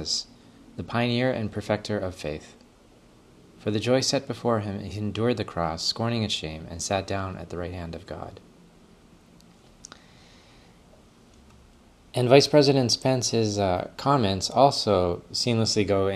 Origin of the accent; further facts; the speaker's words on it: Canada; as a Canadian